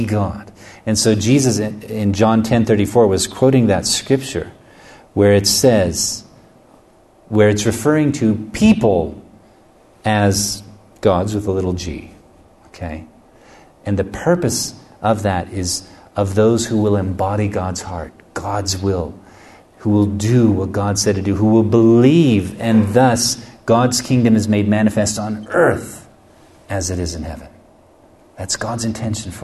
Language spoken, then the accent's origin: English; United States; I'm from the United States